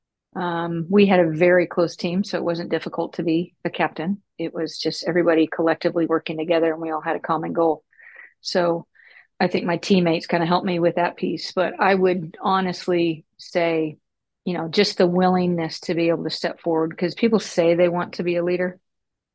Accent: Texas, United States; moved away as an adult; also born or lived in Houston / Dallas / Maryland; I grew up in Dallas and Houston and actually Texas. So Houston, and then I moved over to Dallas

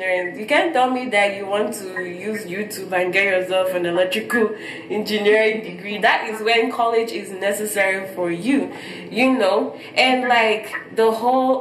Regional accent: Nigeria; now in United States; back in my home country, Nigeria

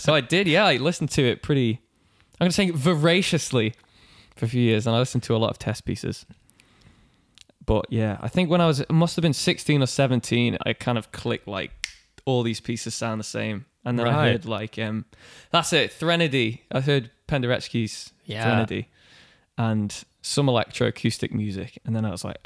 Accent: Isle of Man; moved away; I grew up on the Isle of Man

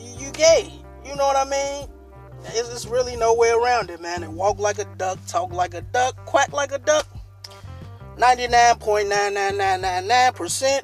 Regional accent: Chicago, Illinois, United States; I'm from a pretty rough place. I'm from Inglewood. You know what I'm saying? A place on the south side of Chicago.

